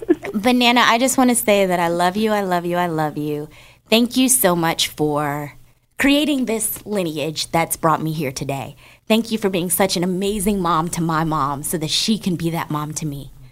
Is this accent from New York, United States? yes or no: no; New Jersey, United States; Every Saturday, growing up in New Jersey, my Nana lived around the corner from us, and she actually lives in Atlanta now.